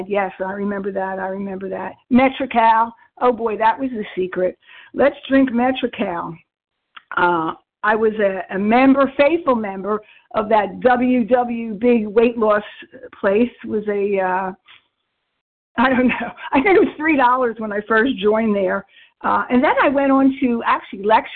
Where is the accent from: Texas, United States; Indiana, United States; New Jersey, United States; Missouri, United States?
New Jersey, United States; I am a recovered compulsive overeater from South Jersey